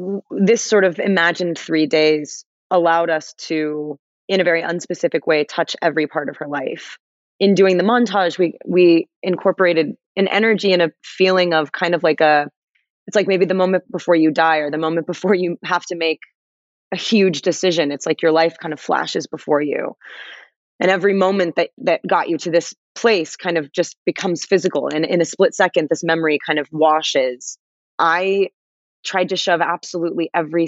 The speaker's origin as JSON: {"language": "English", "town": "Los Angeles", "region": "California", "country": "United States", "said": "I'm from Los Angeles"}